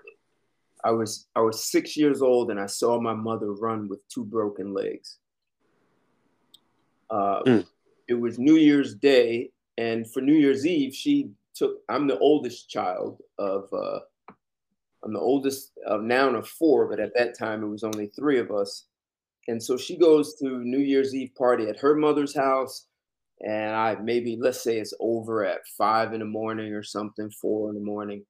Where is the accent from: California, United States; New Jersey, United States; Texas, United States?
New Jersey, United States; I was born in New Jersey.